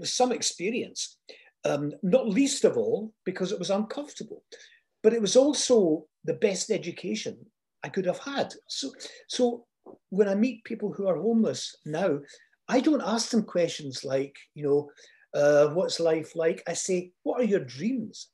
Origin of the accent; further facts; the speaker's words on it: Fife, Scotland, United Kingdom; accent: Fife; moved away; also born or lived in London; my Fife accent